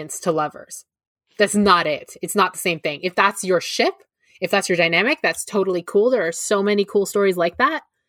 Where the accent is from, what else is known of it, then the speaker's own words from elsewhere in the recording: Canada; I'm Canadian